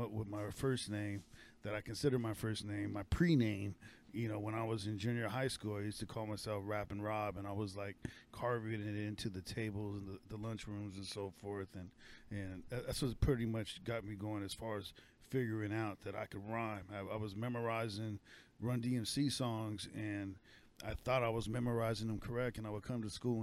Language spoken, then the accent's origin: English; La Puente, California, United States; also born or lived in West Covina, California; I grew up in La Puente and West Covina